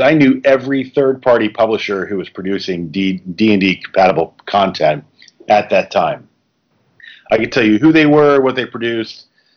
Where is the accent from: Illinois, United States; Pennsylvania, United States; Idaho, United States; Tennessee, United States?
Tennessee, United States; also born or lived in Smithtown, Long Island, New York / Grand Rapids, Michigan; I did grow up in Tennessee, but it's taken me almost 30 years to claim that I am I'm a native